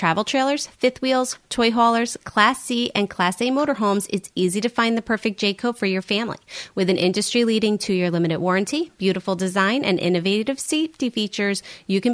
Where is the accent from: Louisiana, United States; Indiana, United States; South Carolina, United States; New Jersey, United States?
New Jersey, United States; Jersey Shore; growing up on the Jersey Shore